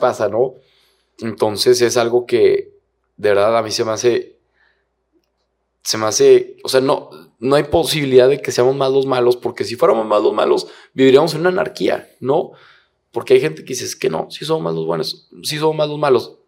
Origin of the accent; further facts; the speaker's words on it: Torreón, Coahuila, Mexico; moved away as an adult; now in Monterrey, Mexico; yo, soy de Torreón y llevo ya seis años acá en Monterrey.